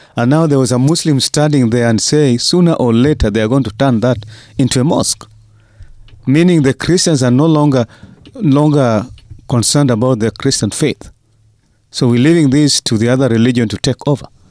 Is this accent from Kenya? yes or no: yes; Kenya; as Kenyan pastors